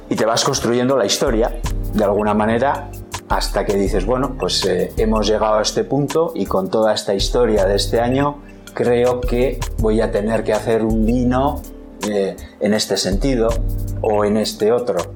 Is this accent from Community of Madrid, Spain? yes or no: yes; Madrid, Community of Madrid, Spain; Tengo una, anécdota, ahora, ocurrió en Madrid, mi pueblo.